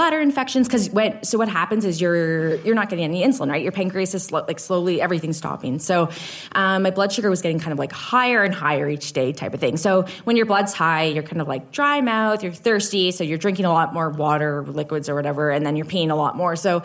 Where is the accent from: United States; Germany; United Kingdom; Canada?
Canada; Guelph, Ontario; moved away as an adult; now in Nova Scotia, Canada; I've lived in Nova Scotia for about 9 or 10 years now, but I grew up in Guelph, Ontario